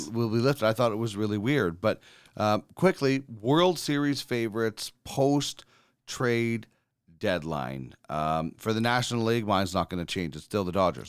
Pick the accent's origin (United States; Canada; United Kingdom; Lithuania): Canada; Brandon, Manitoba; Brandon, my hometown